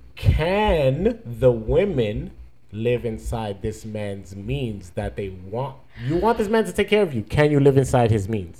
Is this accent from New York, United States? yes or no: yes; New York, United States; now in Fort Lauderdale, United States; I'm from New York